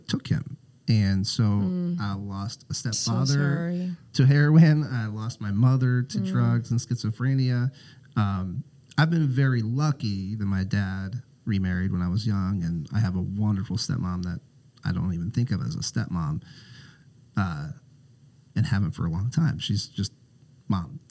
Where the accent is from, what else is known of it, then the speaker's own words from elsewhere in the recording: South Central Pennsylvania, United States; moved away as an adult; also born or lived in Minneapolis, Minnesota; now in Portland, United States; I moved to Minnesota after college and... kind of spent most of my adult life there so far, but I grew up in South Central Pennsylvania